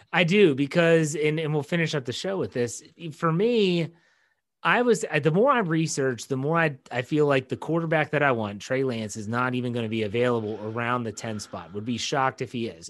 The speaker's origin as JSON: {"language": "English", "region": "West Virginia", "country": "United States", "said": "I'm from West Virginia"}